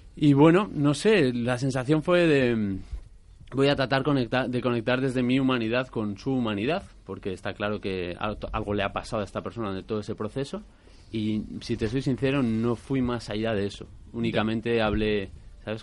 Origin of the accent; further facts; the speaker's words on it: Basque Country, Spain; soy vasco también